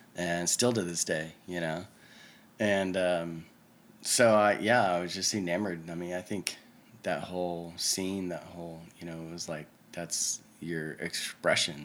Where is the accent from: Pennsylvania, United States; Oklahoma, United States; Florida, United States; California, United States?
Oklahoma, United States; Oklahoma City; I was born and raised here in Oklahoma City